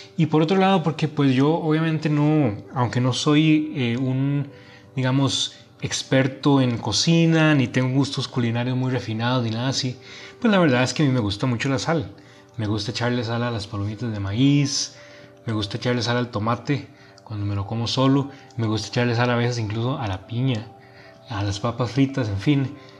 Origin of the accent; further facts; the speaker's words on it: Costa Rica; now in Monterrey, Mexico; soy originario de Costa Rica y viviendo ahora en Monterrey